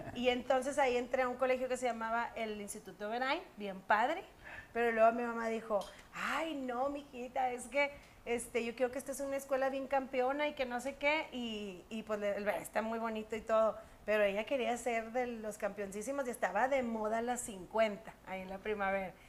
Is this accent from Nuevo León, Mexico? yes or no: yes; Monterrey, Nuevo León, Mexico; also born or lived in San Nicolás de los Garza; soy de Monterrey